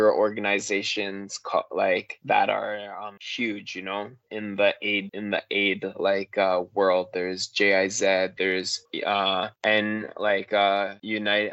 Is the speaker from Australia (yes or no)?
no; Canada; we're so blessed to be Canadian